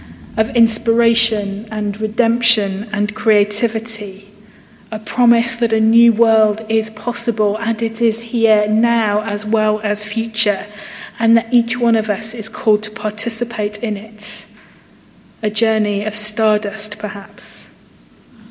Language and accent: English; United Kingdom; we're British